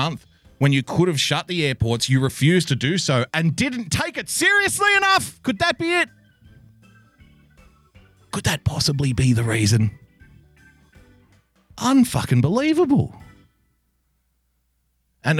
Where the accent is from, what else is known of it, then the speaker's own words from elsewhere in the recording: Sydney, New South Wales, Australia; I'm from Sydney